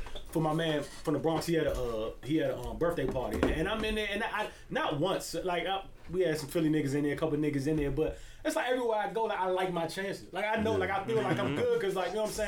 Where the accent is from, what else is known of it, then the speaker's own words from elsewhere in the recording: Barbados; now in Washington, D.C., United States; I'm from Barbados